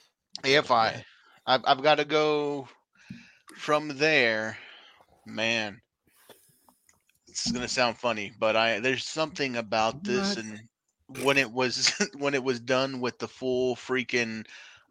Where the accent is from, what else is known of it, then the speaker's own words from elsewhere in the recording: Texas, United States; I'm Texan